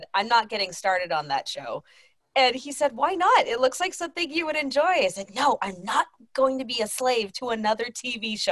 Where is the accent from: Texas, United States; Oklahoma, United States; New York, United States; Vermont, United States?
Texas, United States; I'm from Texas